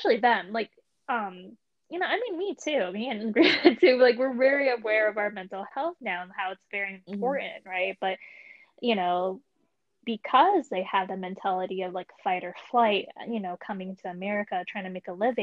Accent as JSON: {"language": "English", "region": "Michigan", "country": "United States", "moved": "as an adult", "said": "I'm originally from Michigan too"}